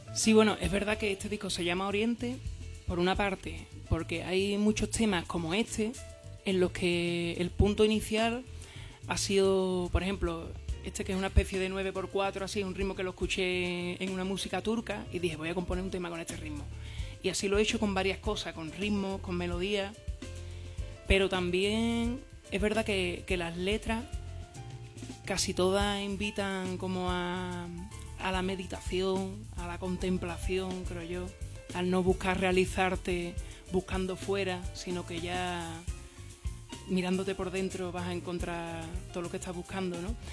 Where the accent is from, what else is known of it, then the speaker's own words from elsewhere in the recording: San Fernando, Andalusia, Spain; yo, por ejemplo, que soy de San Fernando, sin darte cuenta, te sabes todo el repertorio de …